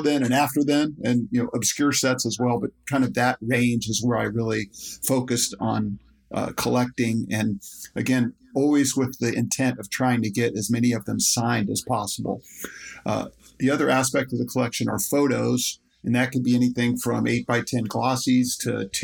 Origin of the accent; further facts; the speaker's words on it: Dayton, Ohio, United States; growing up in Dayton, Ohio, which is a big college basketball community